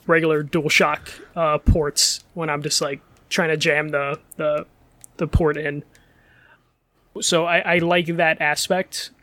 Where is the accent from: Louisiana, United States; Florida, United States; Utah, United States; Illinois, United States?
Illinois, United States; Chicago; I'm Chicago